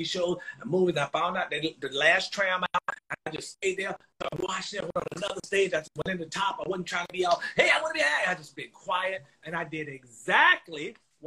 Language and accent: English; North Carolina, United States; also born or lived in New York; I think we've taken to North Carolina about 3 or 5